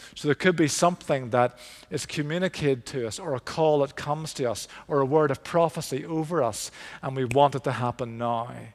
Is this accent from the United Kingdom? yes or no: yes; Belfast, Northern Ireland, United Kingdom; I grew up in Belfast, East Belfast